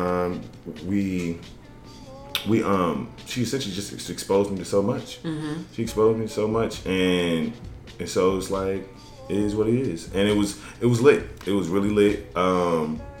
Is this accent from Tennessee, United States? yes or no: yes; Tennessee, United States; now in Chicago, United States; I am from Tennessee